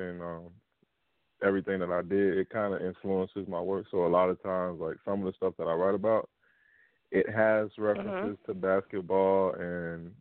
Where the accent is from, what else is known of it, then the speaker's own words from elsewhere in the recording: Miami, Florida, United States; I'm a native of South Florida. I grew up in the Miami-Dade area